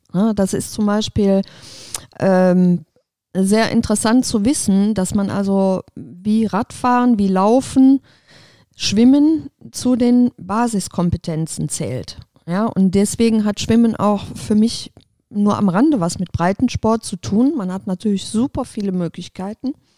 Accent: Aachen, North Rhine-Westphalia, Germany; moved away as an adult; Ich bin echtes Öscher Mädchen. Das heißt, ich bin hier verwurzelt, bin hier geboren, aufgewachsen

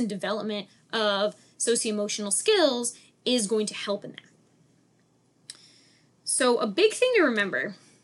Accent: Dover, New Hampshire, United States; I'm from Dover, New Hampshire

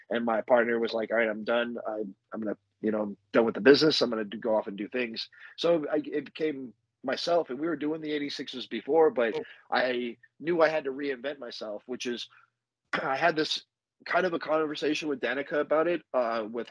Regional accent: Las Vegas, Nevada, United States; also born or lived in New Jersey; I was born in New Jersey, and all my family's from New Jersey. Like, I'm a Jersey kid, but I just grew up out here in Vegas.

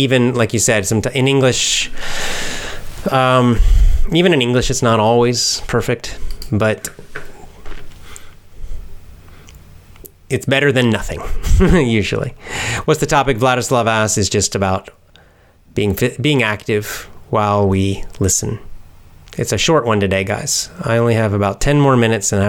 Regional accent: Atlanta area, Georgia, United States; moved away; also born or lived in Athens, Georgia; I went to high school in the Atlanta area, not Atlanta, but the suburbs.

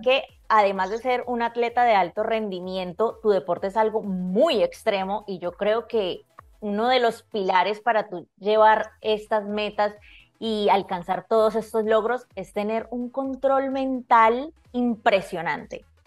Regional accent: Colombia; como decimos en mi país, berraca

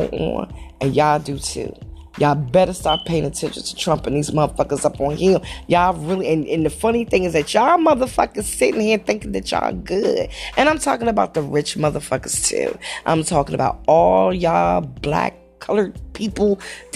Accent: Langley Park, Maryland, United States; also born or lived in Montgomery County, Maryland; now in Gaithersburg, United States; I was born in Montgomery County, but I grew up in PG, Langley Park

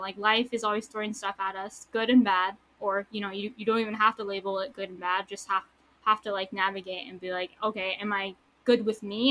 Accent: San Diego, California, United States; also born or lived in Tucson, Arizona; I was born here in San Diego. I lived in Tucson, Arizona for like nine years, and then I came back, and I've been in San Diego ever since my freshman year of high school.

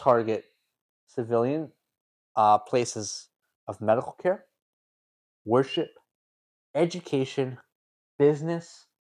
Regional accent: Canada; We're Canadian.

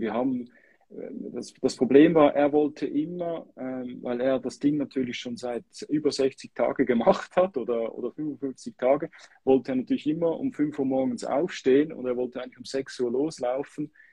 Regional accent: Switzerland; als Schweizer

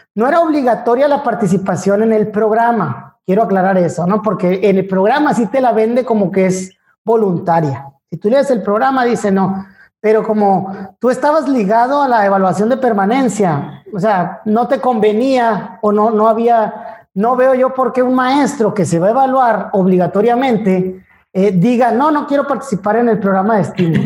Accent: Ciudad Obregón, Sonora, Mexico; also born or lived in Hermosillo; yo soy de Ciudad Obregón

